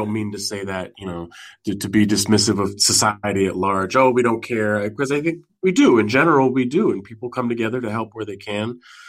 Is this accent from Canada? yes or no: no; San Francisco, California, United States; moved away as an adult; now in East Coast, United States; I'm from California. I'm from Northern California. I'm from San Francisco.